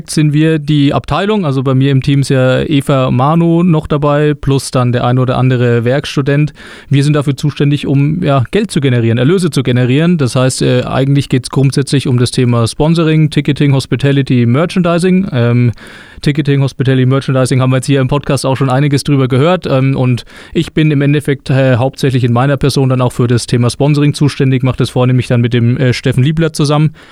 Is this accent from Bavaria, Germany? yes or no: yes; Güntersleben, Bavaria, Germany; Ich bin aufgewachsen in Güntersleben tatsächlich, also in in der Nähe von Würzburg. Ähm, aber ja, meine komplette Kindheit in Güntersleben verbracht